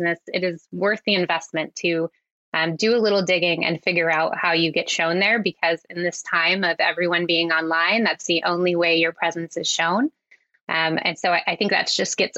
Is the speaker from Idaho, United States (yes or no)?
yes; Coeur d'Alene, Idaho, United States; moved away as an adult; also born or lived in Vancouver, Canada; now in Squamish, Canada; I'm originally from Coeur d'Alene, Idaho.